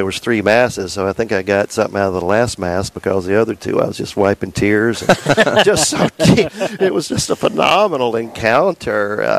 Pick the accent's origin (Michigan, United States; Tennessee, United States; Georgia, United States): Tennessee, United States; Chattanooga; also born or lived in Charlotte, North Carolina; Grew up in, born in North Carolina in Charlotte, but Chattanooga is my hometown.